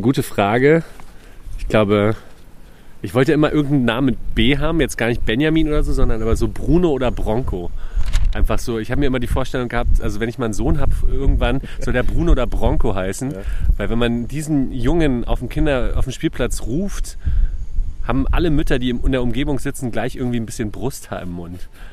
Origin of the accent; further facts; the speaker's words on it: Berlin, Germany; also born or lived in Köpenick, Berlin; ich bin ja in Lichtenberg groß geworden und dann nach mhm. Köpenick gezogen